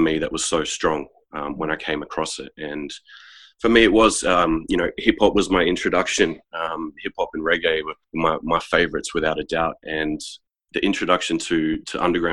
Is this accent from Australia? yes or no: yes; Queanbeyan, New South Wales, Australia; now in Canberra, Australia; growing up in Queanbeyan and going through the ranks